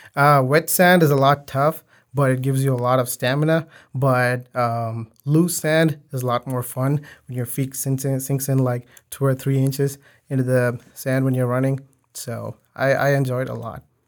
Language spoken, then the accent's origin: English; Chennai, Tamil Nadu, India; now in Houston, United States; I'm from Houston, uh, but I'm originally from, um, Chennai City in India, um, specifically Kodimbakam area